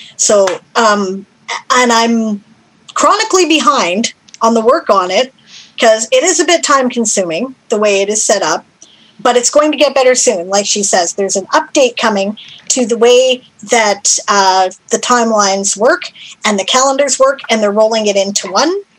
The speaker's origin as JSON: {"language": "English", "country": "Canada", "said": "I'm Canadian."}